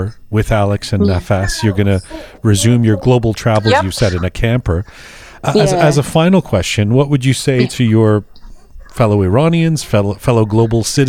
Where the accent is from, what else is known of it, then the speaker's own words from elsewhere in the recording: England, United Kingdom; as a kid, I grew up in England.